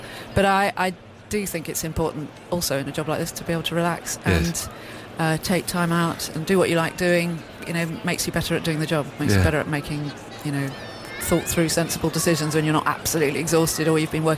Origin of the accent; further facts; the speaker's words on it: Oxford, South East England, United Kingdom; I grew up in Oxford